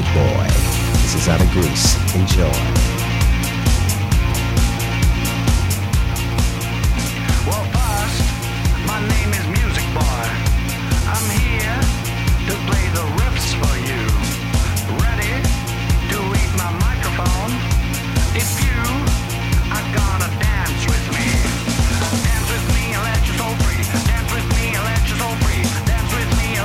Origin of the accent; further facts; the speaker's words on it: New York City, New York, United States; my hometown, New York City